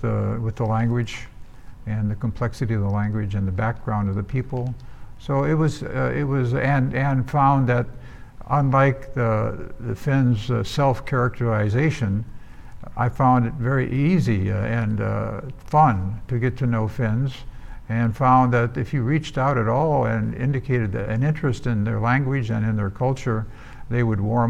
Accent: Detroit, Michigan, United States; I'm from Detroit, Michigan.

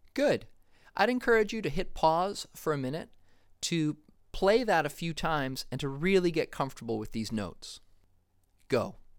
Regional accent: Foxborough, Massachusetts, United States; I grew up in Foxborough, Massachusetts

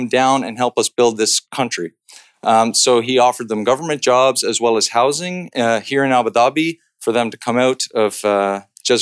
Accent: Canada; I'm Canadian

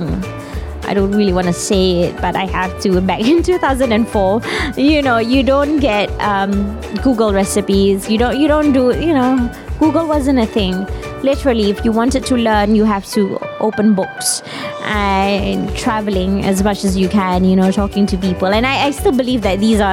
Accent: Malaysia; as a Malaysian

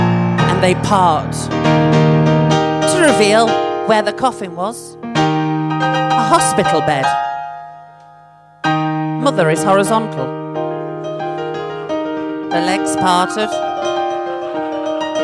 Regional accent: Rotherham, Yorkshire and the Humber, United Kingdom; She was from Rotherham. I'm from Rotherham. Here's me laughing at you being from Birmingham. Look where I'm from.

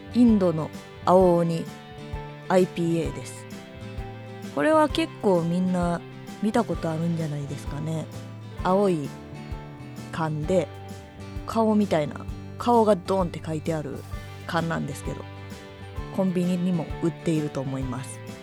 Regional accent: Kyoto, Japan; moved away; 今年はちょっとだけ京都に帰ったので

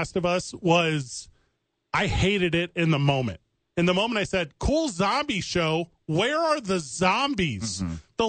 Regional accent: East St. Louis, Illinois, United States; now in Albuquerque, United States; I'm from East St. Louis

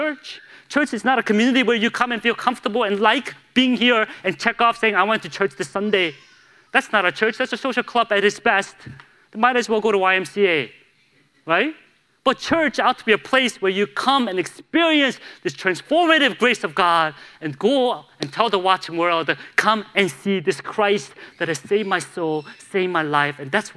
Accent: Chicago, Illinois, United States; now in Charlotte, United States; I grew up in Chicago

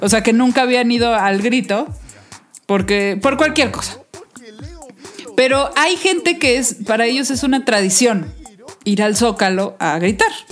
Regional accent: Mexico; a mí me gusta ser mexicana, me gusta mi país

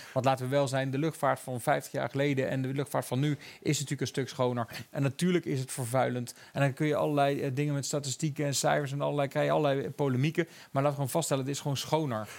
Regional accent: Eindhoven, North Brabant, Netherlands; ik kom uit Eindhoven. Dat was natuurlijk Philips. Mijn vader heeft bij Philips gewerkt

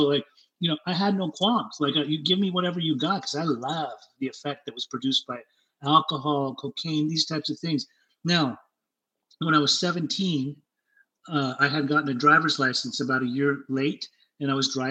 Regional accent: Salt Lake City, Utah, United States; also born or lived in Germany; I was born in Germany and raised in Salt Lake City, Utah.

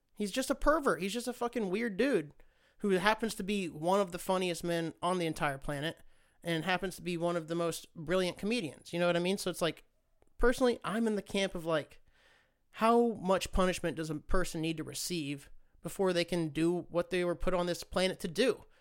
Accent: Great Bend, Kansas, United States; now in San Diego, United States; I was born and raised in Great Bend, Kansas

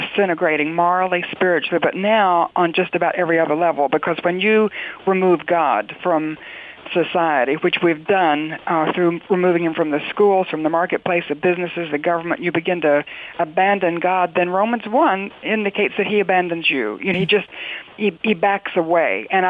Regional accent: North Carolina, United States; I'm from North Carolina

